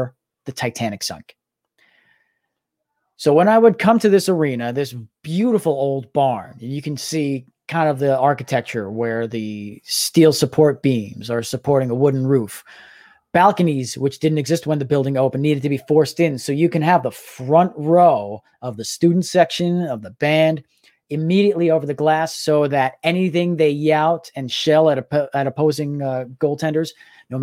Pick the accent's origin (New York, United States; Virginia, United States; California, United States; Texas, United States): New York, United States; New York City; moved away as an adult; also born or lived in Boston, Massachusetts; I grew up in Staten Island listening to WFAN on the radio